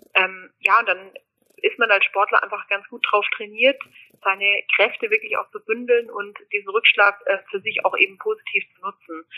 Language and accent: German; Germany; am Fuße der Alpen aufzuwachsen. Meine Eltern wohnen am wunderschönen Bodensee